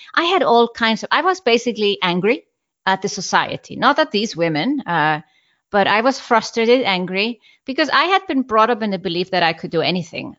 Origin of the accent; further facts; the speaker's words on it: Iceland; moved away; I'm from Iceland